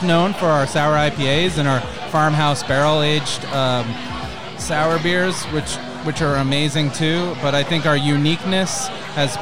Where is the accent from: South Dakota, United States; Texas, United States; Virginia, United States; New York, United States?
New York, United States; Highland; also born or lived in California; I grew up in Highland.